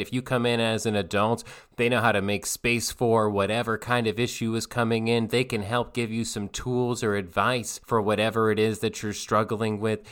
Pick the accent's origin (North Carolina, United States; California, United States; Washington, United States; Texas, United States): North Carolina, United States; Asheville; I'm from Asheville, North Carolina